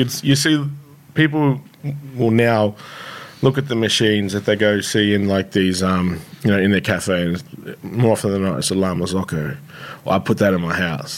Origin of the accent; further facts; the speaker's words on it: Shepparton, Victoria, Australia; I grew up in Shepparton